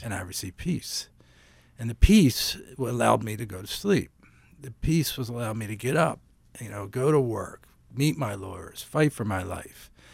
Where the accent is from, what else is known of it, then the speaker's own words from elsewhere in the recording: Philadelphia, Pennsylvania, United States; moved away; I'm from Philadelphia originally